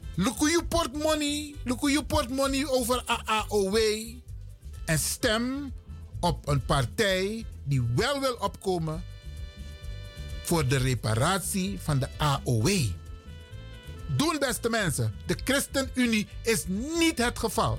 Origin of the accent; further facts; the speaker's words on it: Netherlands; Wij zijn Nederlanders. We zijn geen Hollanders.